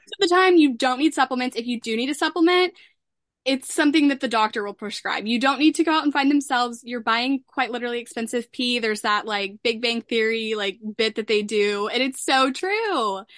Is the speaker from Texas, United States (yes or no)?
yes; Dallas, Texas, United States; I'm from Dallas